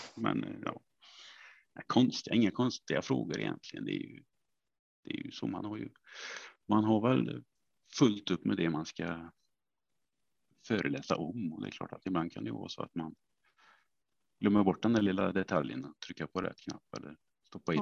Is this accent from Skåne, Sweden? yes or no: no; Vänersborg, Västra Götaland, Sweden; Jag är ju från eh, Vänersborg från början